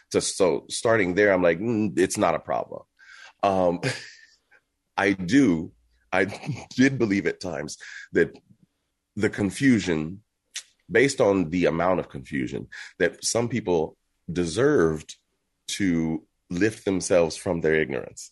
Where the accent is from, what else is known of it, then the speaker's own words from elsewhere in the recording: Texas, United States; I'm from Texas, born and raised